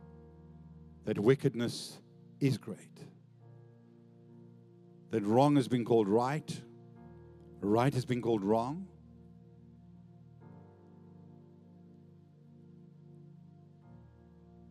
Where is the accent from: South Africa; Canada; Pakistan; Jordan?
South Africa; Johannesburg, Gauteng; now in Australia; where I grew up in Johannesburg as a young boy